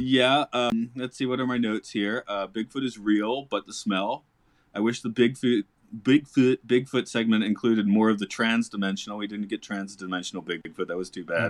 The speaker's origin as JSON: {"language": "English", "region": "Georgia", "country": "United States", "said": "I'm from Georgia"}